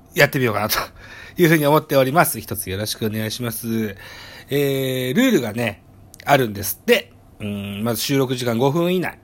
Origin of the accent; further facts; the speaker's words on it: Shimane, Japan; 出身地、私は島根県に、えー、生まれの島根県育ちでございます